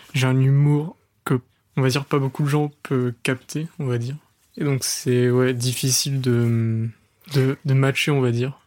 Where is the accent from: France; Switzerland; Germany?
France; Le Mans, Pays de la Loire; je suis pas de Paris, je suis du Mans